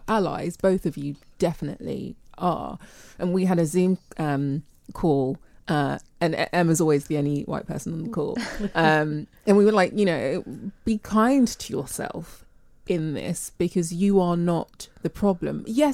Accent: England, United Kingdom; My parents were born here and I'm born here. So my relationship with being British and English

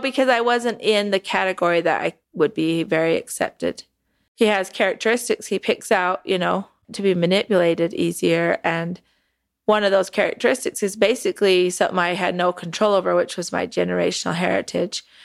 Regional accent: Sandy, Utah, United States; moved away; also born or lived in Texas; I was born and raised in Sandy, Utah, which is more Salt Lake area.

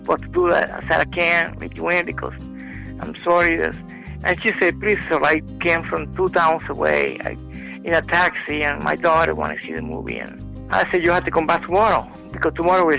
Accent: Ponce, Puerto Rico; moved away; also born or lived in Wilmington, North Carolina; When I was a teenager, I worked in theater in Ponce, Puerto Rico

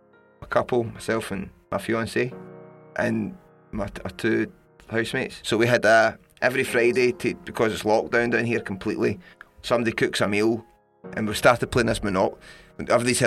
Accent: London, United Kingdom; And it's in London. My hometown.

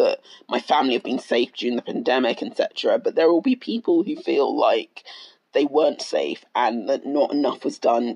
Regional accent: United Kingdom; So I'm Black Ghanaian. I'm British born, but I'm very proudly Ghanaian

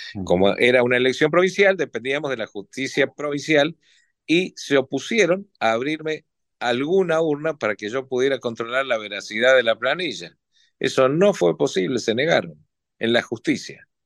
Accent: Argentina; como argentino

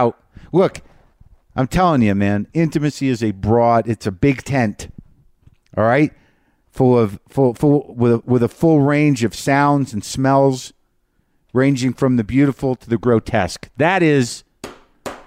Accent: New Mexico, United States; moved away; I am in my home state of Nuevo Mexico.

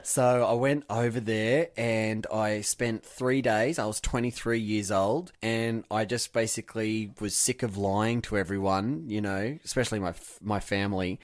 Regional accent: Wyong, New South Wales, Australia; moved away as an adult; now in America; Wyong, my hometown

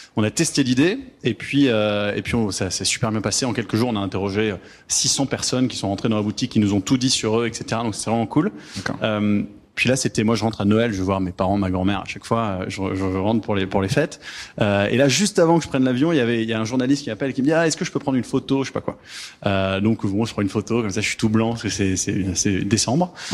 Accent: France; moved away as an adult; now in Montreal, Canada; on est des Français immigrés au Canada qui ont créé au Québec, qui ont créé une boîte au Québec

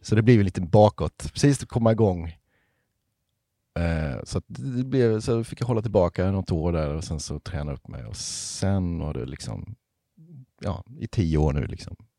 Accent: Ryd, Kronoberg County, Sweden; now in Halmstad, Sweden; Och jag är ju inte från Halmstad från början, utan jag är från en liten, liten by som heter Ryd, som ligger i s, djupaste Småland.

